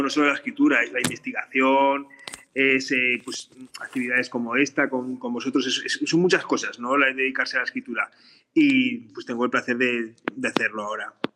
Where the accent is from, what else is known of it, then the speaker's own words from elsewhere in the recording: Borja, Aragon, Spain; yo soy de Borja, eh, Borja también se vive la historia del patrimonio